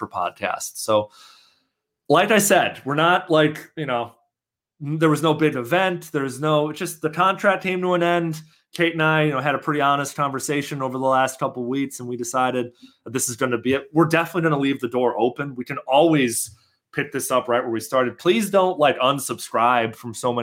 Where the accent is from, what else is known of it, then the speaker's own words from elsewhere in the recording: Chicago, Illinois, United States; moved away; my hometown of Chicago